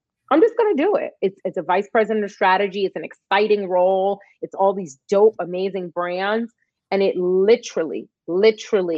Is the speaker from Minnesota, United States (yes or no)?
no; New York City, New York, United States; growing up in East New York, Brooklyn